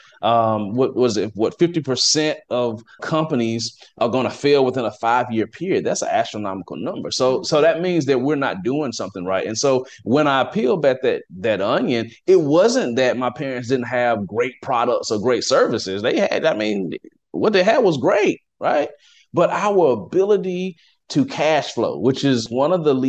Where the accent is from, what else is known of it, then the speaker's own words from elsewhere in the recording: Athens, Alabama, United States; moved away as an adult; also born or lived in Washington, D.C.; now in Dallas, United States; I am from Athens, Alabama. Okay. It's a small little town.